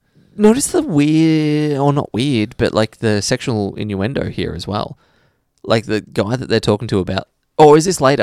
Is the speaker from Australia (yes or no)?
yes; Australia; as an Australian